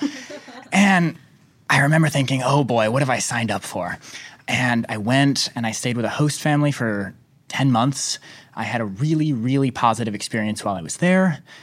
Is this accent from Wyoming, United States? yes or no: yes; Wyoming, United States; I'm also from Wyoming